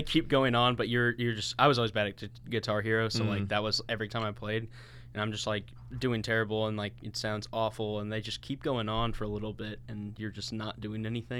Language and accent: English; Illinois, United States; I actually really like jazz. I grew up in Illinois, and we were right by SIUE.